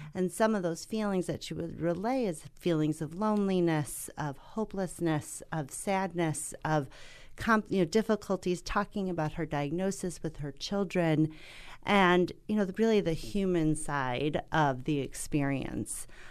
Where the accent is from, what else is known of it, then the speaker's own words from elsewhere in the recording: Milwaukee, Wisconsin, United States; my hometown of Milwaukee, Wisconsin